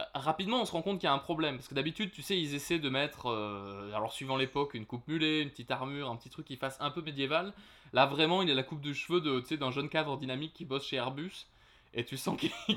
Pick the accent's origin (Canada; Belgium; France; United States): France; chez nous